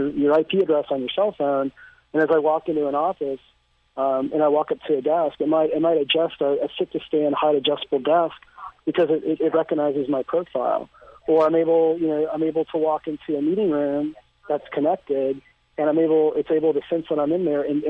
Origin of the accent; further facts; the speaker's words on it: Austin, Texas, United States; my hometown of Austin, Texas